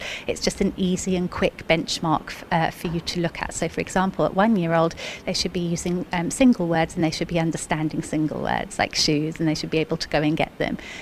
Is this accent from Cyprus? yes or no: yes; Cyprus; first language English; now in United Arab Emirates; I'm actually Cypriot, so I learnt Greek as a second language